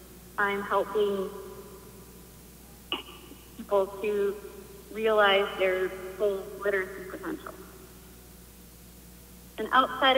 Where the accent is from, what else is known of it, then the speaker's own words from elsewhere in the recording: Medina, Ohio, United States; I'm from Medina, and I am a customer service representative.